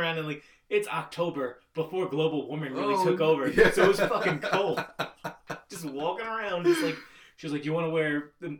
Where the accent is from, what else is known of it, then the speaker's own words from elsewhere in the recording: Long Island, New York, United States; I grew up on Long Island